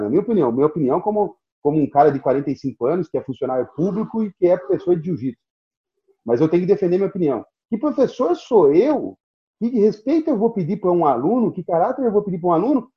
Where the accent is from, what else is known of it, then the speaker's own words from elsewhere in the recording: Brazil; eu sou brasileiro, nunca fui europeu